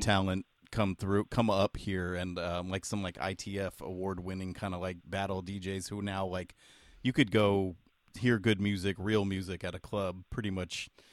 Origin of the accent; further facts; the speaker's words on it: San Jose, California, United States; we're from San Jose, California, which is kind of a lesser known city